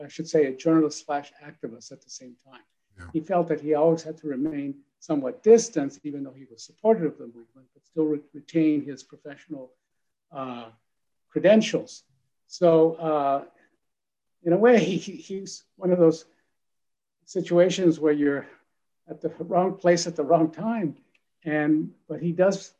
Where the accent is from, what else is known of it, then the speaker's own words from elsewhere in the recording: El Paso, Texas, United States; I was born in El Paso along the border.